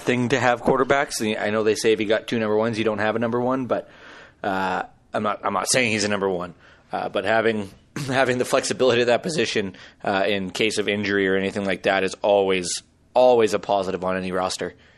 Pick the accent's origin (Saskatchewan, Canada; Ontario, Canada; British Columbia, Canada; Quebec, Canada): Saskatchewan, Canada; I'm from Saskatchewan